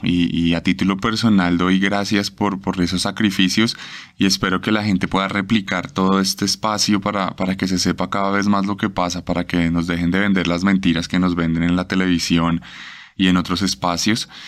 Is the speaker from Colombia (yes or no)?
yes; Colombia; mi país